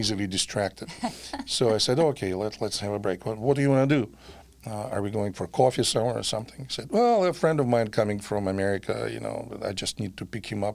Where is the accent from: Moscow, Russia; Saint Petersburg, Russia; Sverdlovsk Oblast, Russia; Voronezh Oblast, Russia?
Saint Petersburg, Russia; English is a second language; moved away as an adult; now in Milwaukee, United States; I was born in St. Petersburg, Russia.